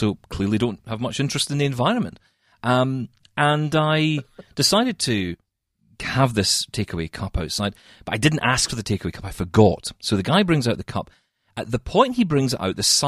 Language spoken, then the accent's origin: English; Scotland, United Kingdom; I'm a Scottish guy